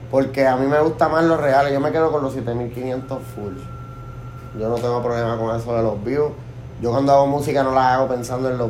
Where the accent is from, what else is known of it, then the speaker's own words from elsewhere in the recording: Bayamón, Puerto Rico; born there; yo soy nacido en Bayamón y eso... pues como dicen Tú te puedes salir de Bayamón, pero no pueden sacar a Bayamón de ti.